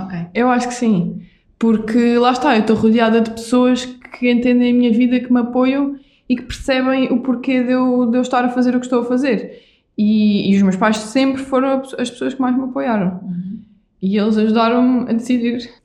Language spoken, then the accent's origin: Portuguese; Vila Real de Santo António, Algarve, Portugal; sou do Algarve, sou uhum. de Vila Real de Santo António e eu uhum. cresci na praia.